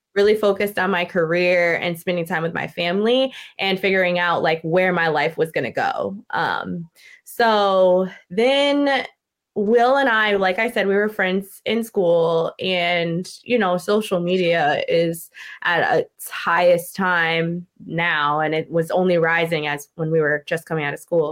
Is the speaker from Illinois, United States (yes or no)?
no; Newport, Rhode Island, United States; moved away as an adult; also born or lived in Florida / Massachusetts; I'm originally from Newport, Rhode Island, so New England.